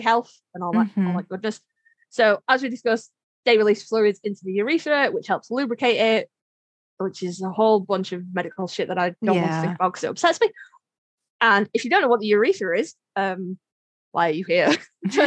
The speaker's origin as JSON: {"language": "English", "country": "United Kingdom", "said": "I'm British"}